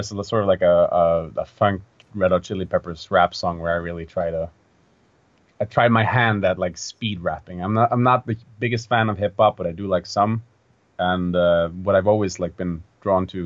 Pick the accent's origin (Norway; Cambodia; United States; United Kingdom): Norway; a folk festival in my hometown